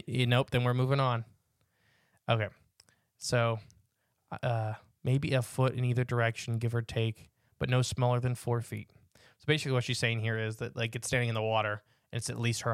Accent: Virginia Beach, Virginia, United States; I am from Virginia Beach. I'm very familiar with our ingrets, our cranes, and all other types of waterfowl, both oceanic and wetlands.

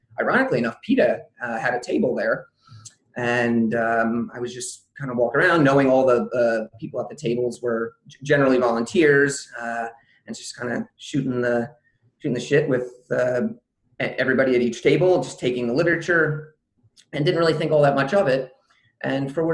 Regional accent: Southern New Jersey, United States; I'm originally from Southern New Jersey, and at the time I was still living in the area

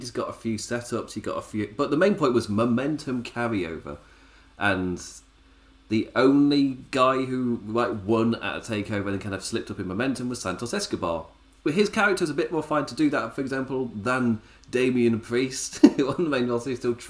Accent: United Kingdom; And as a British person, keeping up from WrestleMania week, I am extremely thankful that NXT's on a Tuesday.

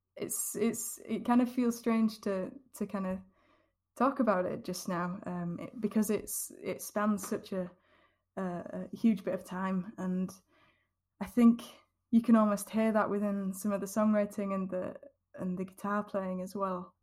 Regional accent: Yorkshire and the Humber, United Kingdom; the scene that I grew up with in Yorkshire

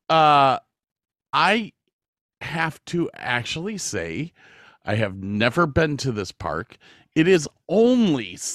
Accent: Texas, United States; I'm not a big fan of California. Mm-hmm. Uh, there there are reasons to it. I'm from Texas.

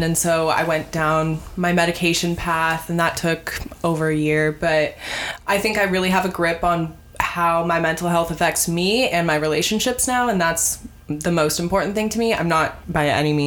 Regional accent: Tacoma, Washington, United States; moved away; I'm originally from Tacoma, Washington

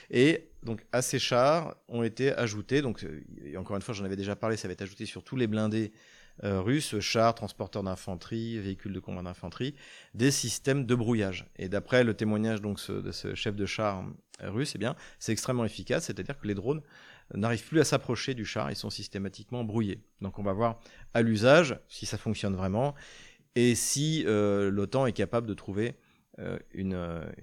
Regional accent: France; en tant que Français, même si c'est pas des Français

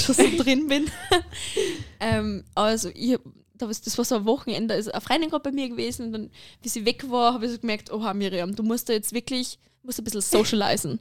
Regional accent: Lower Austria, Austria; moved away as an adult; now in Carinthia, Austria; Ich komme ursprünglich aus Niederösterreich

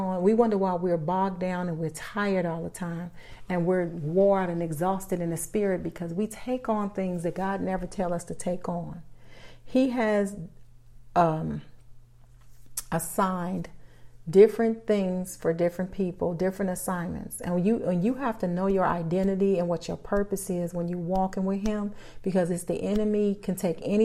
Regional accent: Chicago, Illinois, United States; I'm born and raised in Chicago

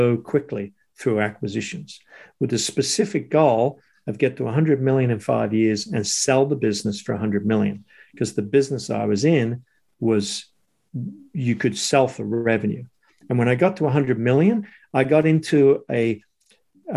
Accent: Sydney, New South Wales, Australia; moved away as an adult; also born or lived in Squamish, Canada; now in Canada; my life growing up in Sydney, going to school, surfing before and after school

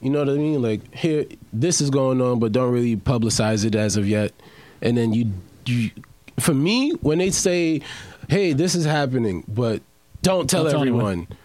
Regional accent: New York City, New York, United States; I'm from New York

